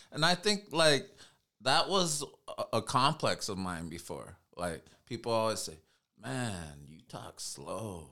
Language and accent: English; United States; I'm Native American